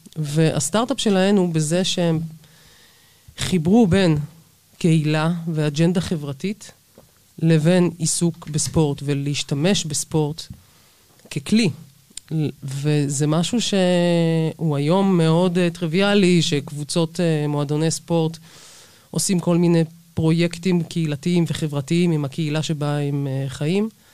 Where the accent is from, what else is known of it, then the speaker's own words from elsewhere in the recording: Jerusalem, Jerusalem District, Israel; המועדון שבו גדלתי בירושלים